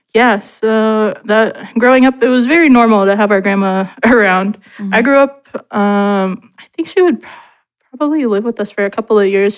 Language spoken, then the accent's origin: English; Portland, Oregon, United States; also born or lived in Gladstone, Oregon; I've been born and raised in Portland my whole life